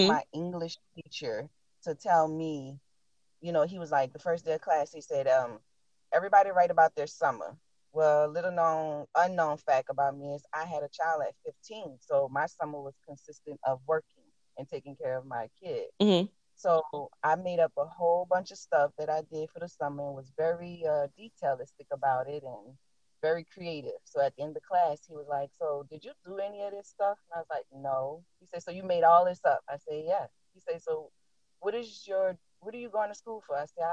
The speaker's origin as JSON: {"language": "English", "town": "New Orleans", "region": "Louisiana", "country": "United States", "said": "I am from New Orleans, Louisiana. The accent didn't give me away"}